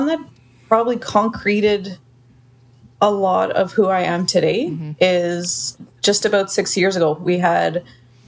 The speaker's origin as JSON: {"language": "English", "country": "Canada", "said": "I'm Canadian"}